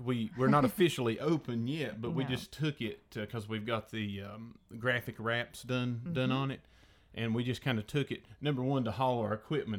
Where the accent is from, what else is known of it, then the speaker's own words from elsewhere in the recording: Elizabethton, Tennessee, United States; in Elizabethan, Tennessee, my hometown.